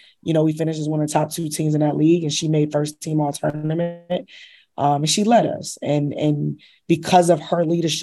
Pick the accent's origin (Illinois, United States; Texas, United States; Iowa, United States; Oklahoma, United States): Illinois, United States; Chicago; now in New York City, United States; I'm originally from Chicago